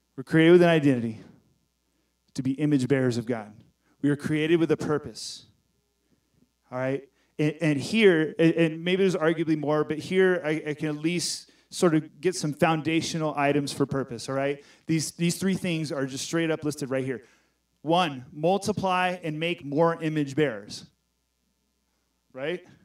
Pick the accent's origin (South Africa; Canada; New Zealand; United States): United States; Texas; I'm from Texas